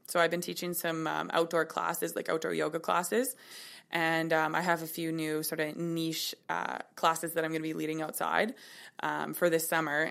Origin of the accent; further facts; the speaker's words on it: Kelowna, British Columbia, Canada; I was born in Kelowna. I'm twenty-eight